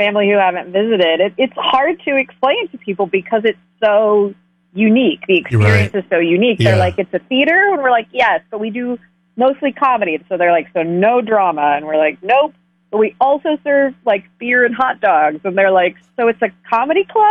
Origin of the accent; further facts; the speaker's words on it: Washington, United States; moved away as an adult; also born or lived in Chicago; I'm originally from Washington State.